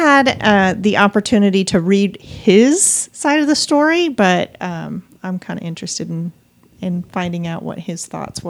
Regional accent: Montana, United States; moved away; y'all know I'm from Montana, right?

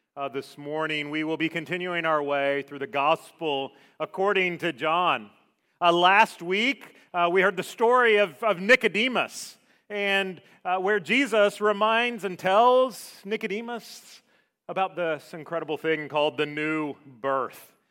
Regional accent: Savannah, Georgia, United States; moved away; I grew up in Savannah.

